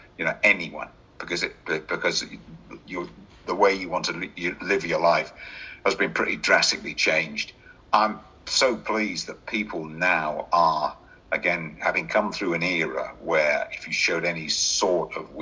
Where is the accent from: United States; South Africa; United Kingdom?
United Kingdom; Oxford, South East England; also born or lived in Birmingham; I was born in Oxford over 70 years ago